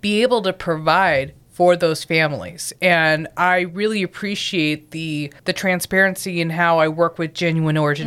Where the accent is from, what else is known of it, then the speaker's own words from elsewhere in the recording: Southern California, United States; moved away; I'm originally from Southern California, born and bred